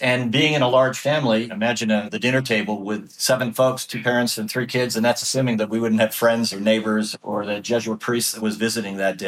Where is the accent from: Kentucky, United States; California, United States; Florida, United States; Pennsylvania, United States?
California, United States; Los Angeles; moved away as an adult; now in London, United Kingdom; growing up in Los Angeles before Proposition 13.